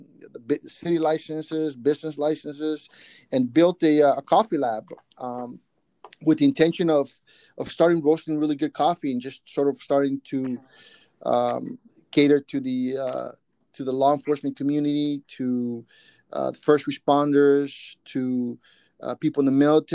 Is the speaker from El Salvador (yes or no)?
yes; San Salvador, El Salvador; also born or lived in Ataco, El Salvador; now in San Francisco Bay Area, United States; I grew up in El Salvador during the Civil War back in the 80s, and we fled the country